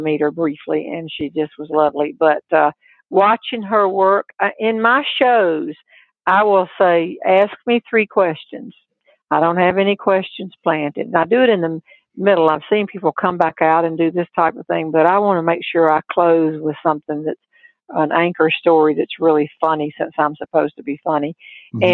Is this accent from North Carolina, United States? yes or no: yes; North Carolina, United States; I wasn't born here, but I was brought up here